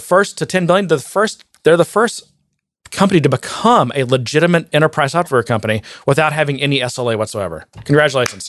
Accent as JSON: {"language": "English", "region": "Texas", "country": "United States", "said": "I'm the hick from Texas"}